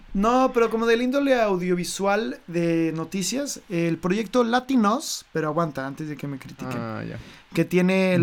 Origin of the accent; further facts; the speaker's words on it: Mexico; como mexicanos que somos nosotros dos